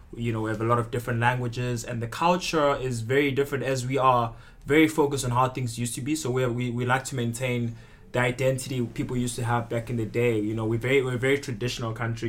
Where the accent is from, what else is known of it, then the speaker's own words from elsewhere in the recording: South Africa; moved away as an adult; also born or lived in Zimbabwe; now in Belgium; originally I was born in Zimbabwe. So, and then I moved to South Africa